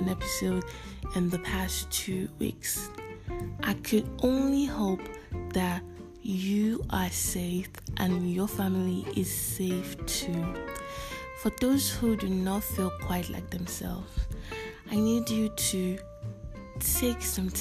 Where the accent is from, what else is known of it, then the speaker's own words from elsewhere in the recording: Nigeria; also born or lived in Lagos, Nigeria; I am a Nigerian living and currently recording in Lagos, Nigeria